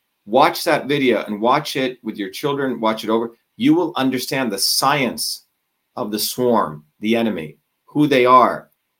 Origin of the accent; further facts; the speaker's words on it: New Jersey, United States; You know, I grew up with nothing. I grew up in Jersey.